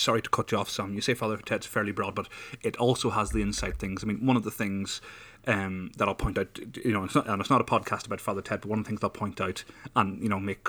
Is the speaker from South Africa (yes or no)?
no; Ireland; But when people approach me, you know, and they discover I'm Irish, and the first thing they say is, oh, potato!